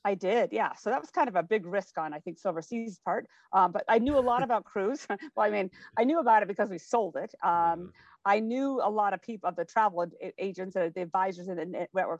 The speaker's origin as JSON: {"language": "English", "town": "Spokane", "region": "Washington", "country": "United States", "tie": "born or raised there", "moved": "as an adult", "said": "I grew up in Spokane, Washington"}